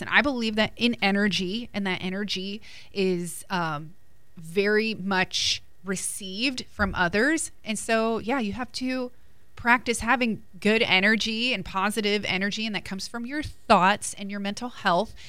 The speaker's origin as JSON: {"language": "English", "region": "New Jersey", "country": "United States", "said": "I'm from Jersey"}